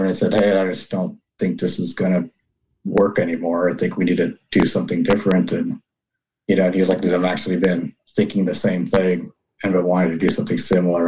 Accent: Southern California, United States; I was born in America, born in Southern California, born and raised there

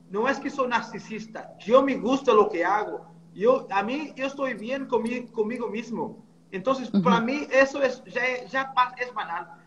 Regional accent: Portugal; Spanish is a second language; moved away; 2003 que, que, salí de Portugal y en 2008 empecé a trabajar con, directamente con...

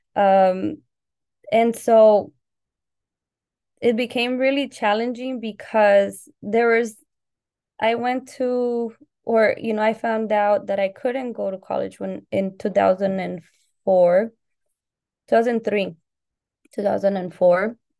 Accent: Southern California, United States; also born or lived in Colima, Mexico / Puerto Vallarta, Jalisco, Mexico; I arrived in the U S when I was six years old, so in the early nineties. Um, and I lived in Southern California, where I've lived most of my life

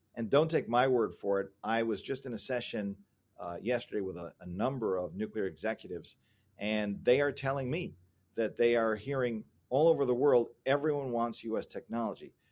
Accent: Ohio, United States; I come from Ohio

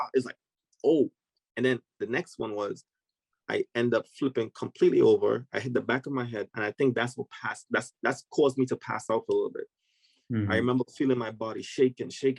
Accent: Trinidad & Tobago; moved away as an adult; now in United States; I'm originally from Trinidad and Tobago. I migrated to the United States actually to play soccer

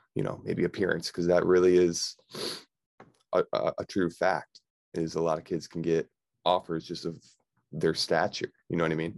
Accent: Victor, New York, United States; also born or lived in Buffalo, New York; I grew up in Victor, New York.

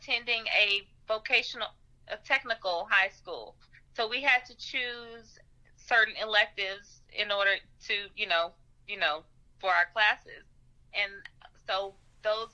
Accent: Nashville, Tennessee, United States; also born or lived in St. Louis; I grew up in Nashville

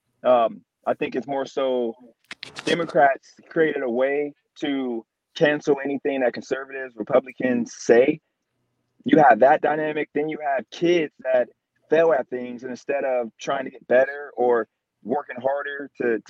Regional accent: Youngstown, Ohio, United States; now in Wilmington, United States; from Youngstown now in Wilmington, North Carolina

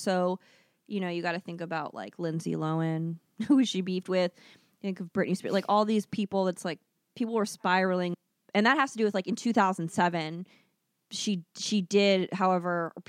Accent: Philippines; It shames me as a Filipino.

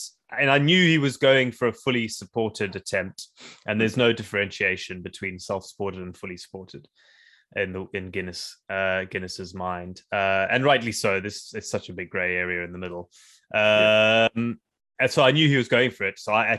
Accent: South Africa; also born or lived in Zimbabwe; I went to school in South Africa, and I grew up in South Africa, so

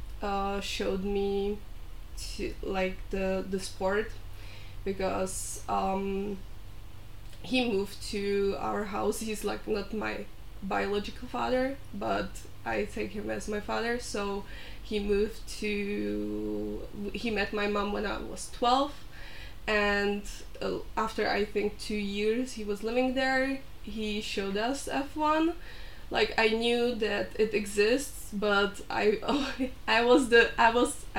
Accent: Czechia; English is a second language; I'm from Czech Republic too.

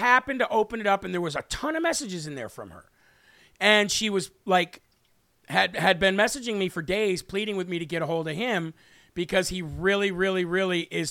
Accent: United States; I was born here in the United States of America

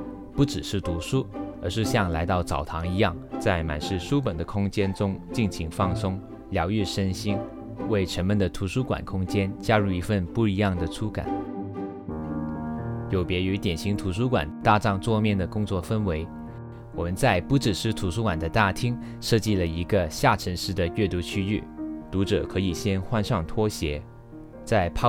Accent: Taiwan

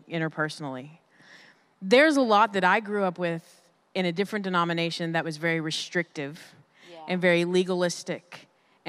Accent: Dallas, Texas, United States; I'm actually from Dallas, and I go to the Oaks Church here in Red Oak, Texas

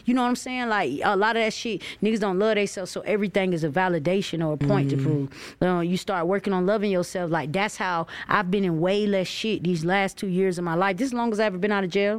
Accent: St. Petersburg, Florida, United States; I'm from St. Petersburg

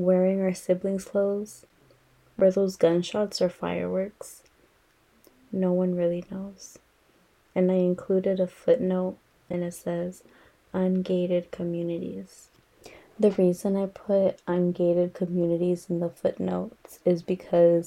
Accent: Los Angeles, California, United States; also born or lived in San Fernando Valley, California; I grew up in Echo Park, Elysian Park, and it used to be a rough area.

